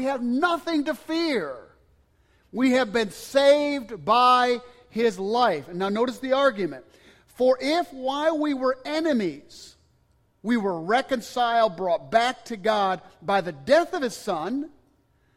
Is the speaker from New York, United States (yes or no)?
yes; Cobleskill, New York, United States; moved away; I was at a Baptist church in upstate New York in my hometown